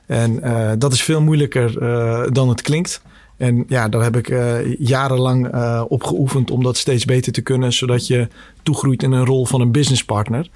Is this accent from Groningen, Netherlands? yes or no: yes; Scheemda, Groningen, Netherlands; also born or lived in Bosnia / Kosovo; ben zelf in Bosnië geboren. Eh, in, begin jaren tachtig. Uh, mijn, mijn verdere roots liggen in Kosovo, maar vroeger was dat eh, één land, Joegoslavië. en door de burgeroorlog in begin jaren negentig naar Nederland met het hele gezin gekomen. uiteindelijk gestationeerd in, in Oost-Groningen. Dus dat zijn eigenlijk mijn roots met, met de provincie Groningen. hele fijne jeugd gehad in, in Scheemda